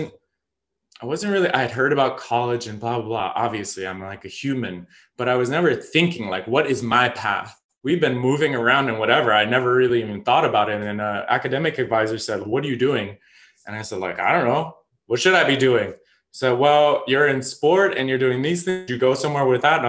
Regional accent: Chicago, Illinois, United States; also born or lived in Colorado / Evanston, Illinois; I grew up in Chicago after I was born in Colorado

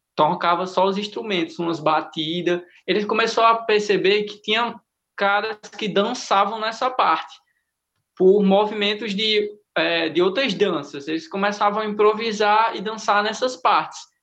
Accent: Currais Novos, Rio Grande do Norte, Brazil; now in Caicó, Brazil; minha cidade é Currais Novos, que eu sou de Currais, mas eu moro em Caicó

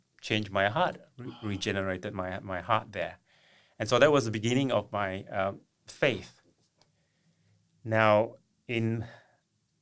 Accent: East Malaysia, Malaysia; moved away; I'm from Malaysia, on the eastern part of Malaysia, which is on the island of Borneo.

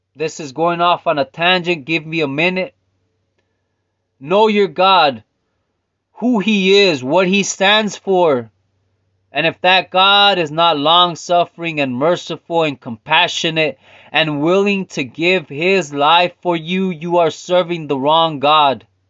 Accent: Stockton, California, United States; also born or lived in Philadelphia; I was born in French Camp Stockton

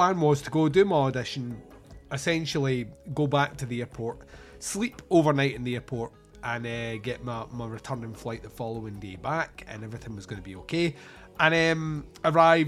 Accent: Scotland, United Kingdom; I'm from Scotland

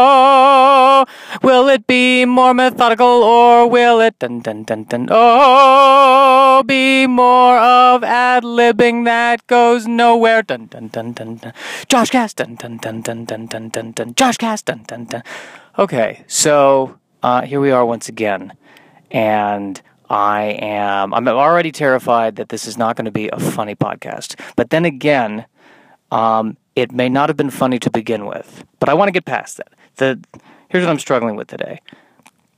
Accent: Colorado, United States; I'm Jewish and from Colorado

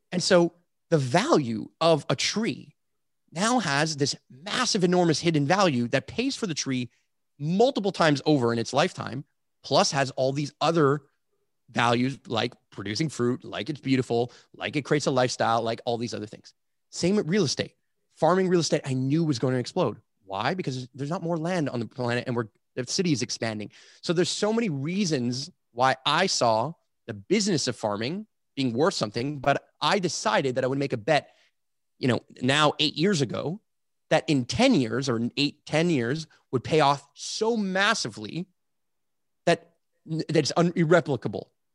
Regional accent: Canada; I say this as a Canadian

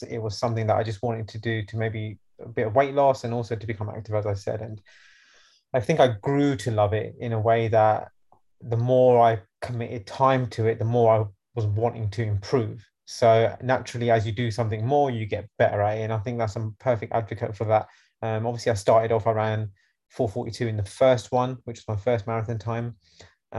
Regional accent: London, United Kingdom; I'm from London

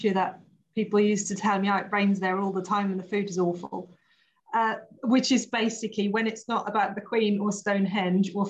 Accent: Austria; English is a second language; moved away as an adult; also born or lived in Portsmouth; now in United Kingdom; born and raised in Austria, went to design university over there

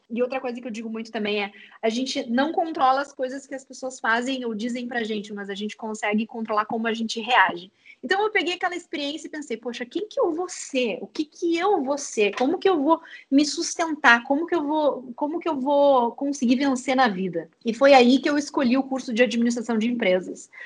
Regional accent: Uruguaiana, Rio Grande do Sul, Brazil; moved away as an adult; also born or lived in New York; now in Porto Alegre, Brazil; eu sou guria do interior, eu sou de Uruguaiana, numa cidadezinha da fronteira oeste aqui do Rio Grande do Sul

